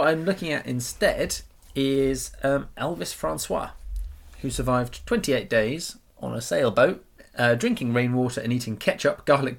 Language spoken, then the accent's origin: English; Russia; I'm from Russia.